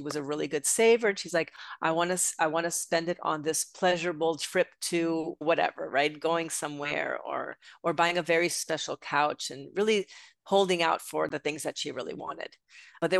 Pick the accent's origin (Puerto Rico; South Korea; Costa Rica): Puerto Rico; moved away as an adult; also born or lived in Europe; now in Connecticut, United States; I'm originally from Puerto Rico. Okay. So I grew up on the island and I came to United States, to the mainland when I was 18 years old